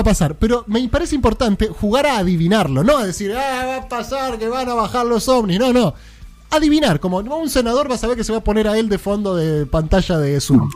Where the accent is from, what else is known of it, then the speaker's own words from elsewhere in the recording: Buenos Aires, Argentina; Yo soy el porteño